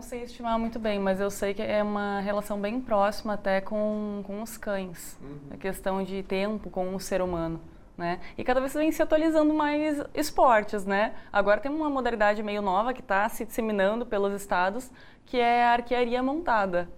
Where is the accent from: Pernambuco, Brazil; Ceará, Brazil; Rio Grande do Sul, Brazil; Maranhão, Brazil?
Rio Grande do Sul, Brazil; now in Goiás, Brazil; Eu sou do Rio Grande do Sul